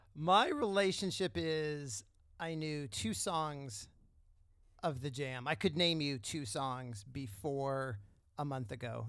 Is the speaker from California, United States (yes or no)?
yes; San Diego, California, United States; I grew up in San Diego